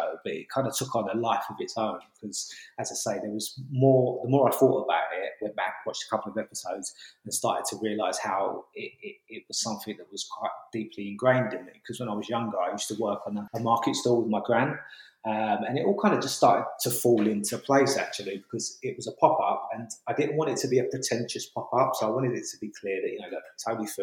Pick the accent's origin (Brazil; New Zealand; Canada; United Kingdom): United Kingdom; London; moved away as an adult; also born or lived in Hackney, London; now in Kent, United Kingdom; I'm born and bred in London, grew up in Camberwell, southeast London, moved over to Hackney, and then moved down to Kent 2 years ago